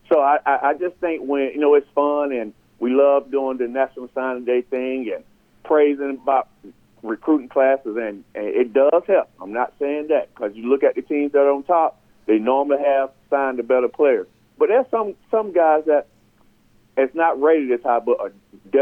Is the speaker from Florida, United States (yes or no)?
no; Sandersville, Georgia, United States; I'm from Sandersville